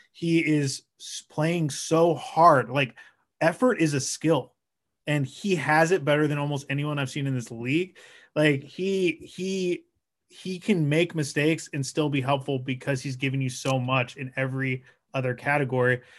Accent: Portland, Oregon, United States; I'm from Portland, Oregon.

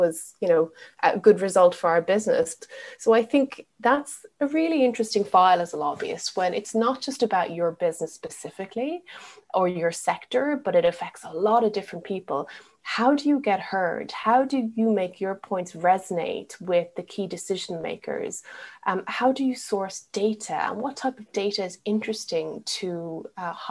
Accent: Ireland; moved away as an adult; also born or lived in Asia / Middle East; now in United Kingdom; I'm not from the UK. I grew up in Ireland.

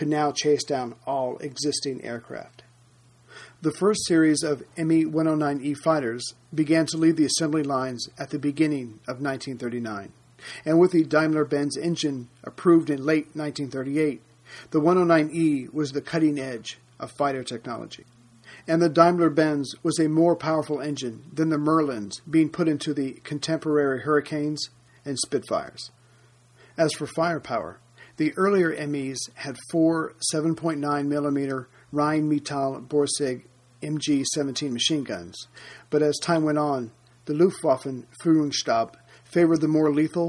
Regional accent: United States; I'm an American.

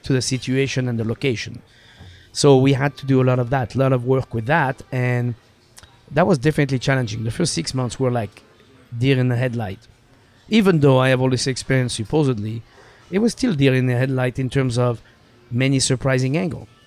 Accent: Saint-Hilaire-de-Loulay, Pays de la Loire, France; English is a second language; moved away as an adult; also born or lived in Los Angeles, United States; now in Seattle, United States; Saint-Hilaire de Lule is the name of my hometown

